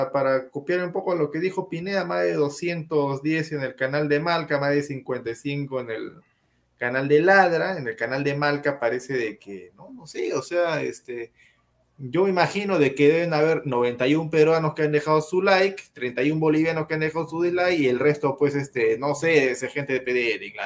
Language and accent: Spanish; Argentina; Hernández, vamos, Perú, carajo, soy argentina.